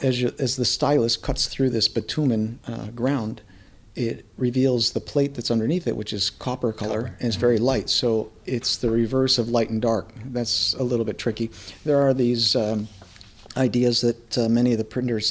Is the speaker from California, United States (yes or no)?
no; Pittsford, New York, United States; moved away; I was born and raised just outside of Rochester, a little town called Pittsford